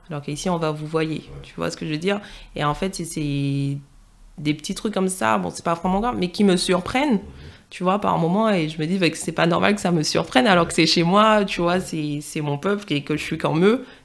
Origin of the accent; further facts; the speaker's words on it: Île-de-France, France; accent: Parisian; on voit direct que je suis métropolitaine. Même avant que je parle, je que j'ai l'accent parisien